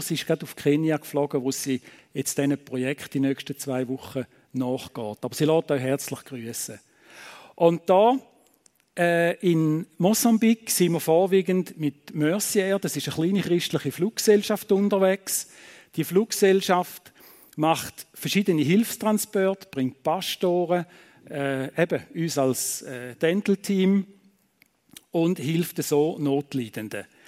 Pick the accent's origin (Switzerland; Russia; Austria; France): Switzerland; Eastern Switzerland; moved away as an adult; now in Thun, Switzerland; wir kommen ja aus der Ostschweiz.